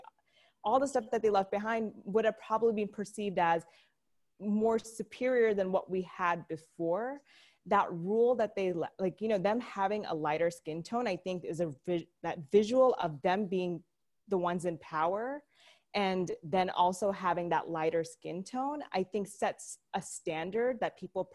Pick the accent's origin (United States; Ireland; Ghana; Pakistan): Pakistan; moved away; I'm originally from Pakistan